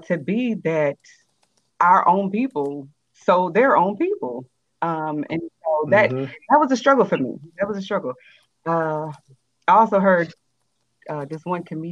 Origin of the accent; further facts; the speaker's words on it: United States; I definitely identify with being American because that's, you know, where I've been born and raised